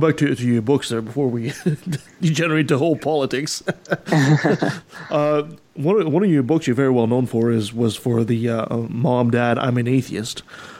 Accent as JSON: {"language": "English", "country": "Canada", "said": "as a Canadian"}